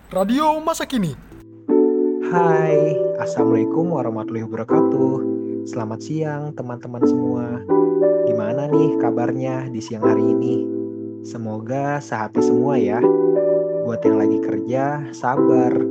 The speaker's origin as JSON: {"language": "Indonesian", "country": "Indonesia", "said": "di daerah saya, Indonesia"}